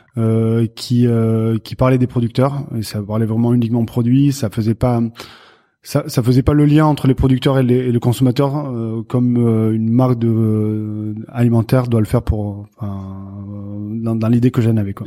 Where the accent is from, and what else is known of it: Béarn, near Pau, Nouvelle-Aquitaine, France